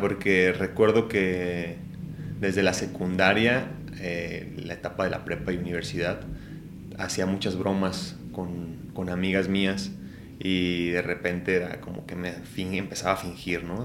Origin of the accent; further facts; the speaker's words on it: Ciudad Guzmán, Jalisco, Mexico; moved away; Nací en Ciudad Guzmán, Jalisco